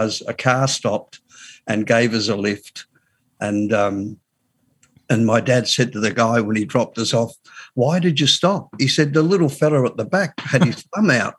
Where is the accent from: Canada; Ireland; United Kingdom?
United Kingdom; Glasgow, Scotland; now in Australia; it started in Glasgow. I was born in 1950